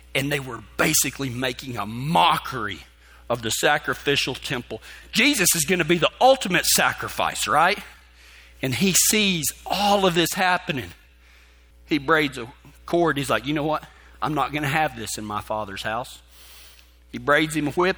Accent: West Texas, United States; growing up in West Texas

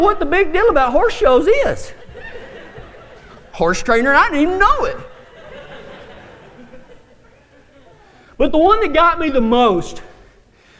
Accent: Big Lake, Texas, United States; also born or lived in Fort Stockton, Texas; I grew up in Big Lake, Texas, and then moved to Fort Stockton

